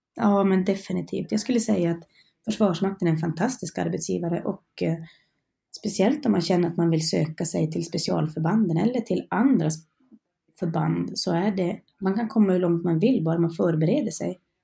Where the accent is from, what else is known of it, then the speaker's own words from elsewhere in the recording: Norrland, Sweden; moved away as an adult; also born or lived in Karlsborg; Jag är en norrlänning så jag hade ju långt hem till mina föräldrar och släkt